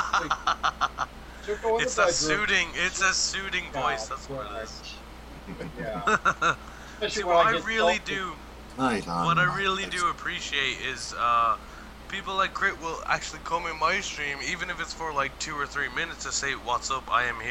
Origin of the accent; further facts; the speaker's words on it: Ireland; I'm an Irish dude